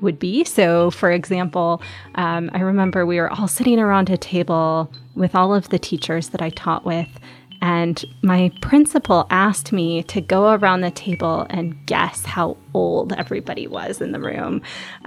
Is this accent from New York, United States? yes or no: no; Chicago, Illinois, United States; also born or lived in Omaha, Nebraska / Gumi, South Korea; I am from Omaha, Nebraska. That's where I was born, but I was raised in Chicagoland